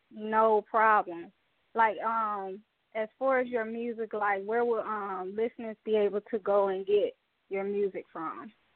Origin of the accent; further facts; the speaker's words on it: Mobile, Alabama, United States; all the way from Mobile, Alabama, my hometown